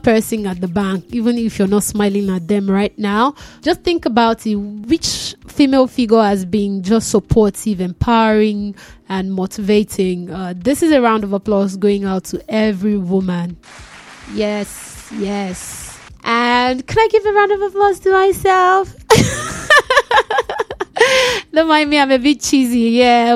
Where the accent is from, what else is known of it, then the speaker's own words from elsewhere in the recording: Nigeria; being a Nigerian